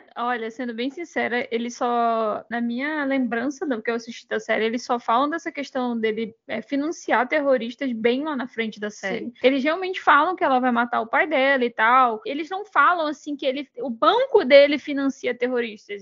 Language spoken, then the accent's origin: Portuguese; Brazil; como brasileiro